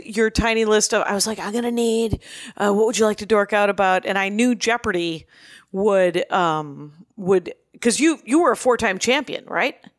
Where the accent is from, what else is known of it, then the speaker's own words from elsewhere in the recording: between Milwaukee and Racine, Wisconsin, United States; now in Van Nuys, United States; I grew up in between, uh, Milwaukee and Chicago